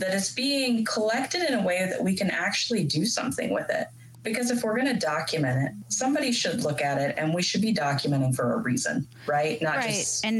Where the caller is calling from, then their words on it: Kansas City, Missouri, United States; I'm actually calling in from Kansas City, Missouri. Which is where I'm located.